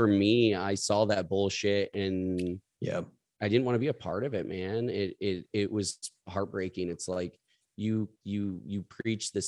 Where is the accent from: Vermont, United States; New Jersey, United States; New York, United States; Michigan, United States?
Michigan, United States; Lowell; now in Chicago, United States; I'm from a small town outside of Grand Rapids called Lowell, Michigan